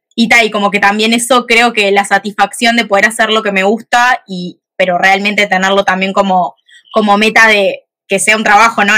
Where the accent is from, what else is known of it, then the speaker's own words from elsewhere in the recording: Montevideo, Uruguay; soy de Uruguay, de Montevideo